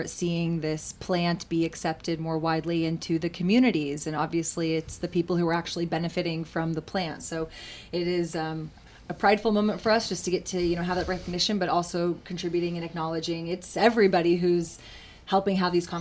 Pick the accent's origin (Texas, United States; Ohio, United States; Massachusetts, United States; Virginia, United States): Texas, United States; it's my home state